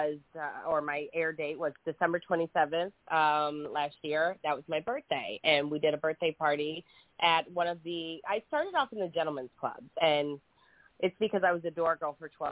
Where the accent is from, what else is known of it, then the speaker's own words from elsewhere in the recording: Detroit, Michigan, United States; moved away as an adult; now in Tampa, United States; I'm not originally from here. I'm from Detroit, Michigan